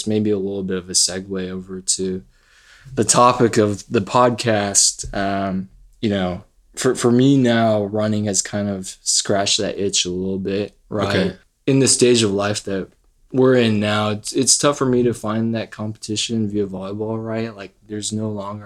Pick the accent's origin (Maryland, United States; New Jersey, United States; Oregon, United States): Maryland, United States; Potomac; moved away as an adult; now in Texas, United States; I was born in Potomac, Maryland, grew up there, and then came down to Texas to go to Baylor University. Been in Texas since